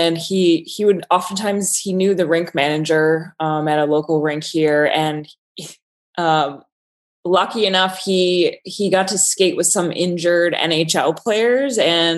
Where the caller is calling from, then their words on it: Buffalo, New York, United States; Actually, I'm joining you from Buffalo, New York, working for my New York City architecture firm.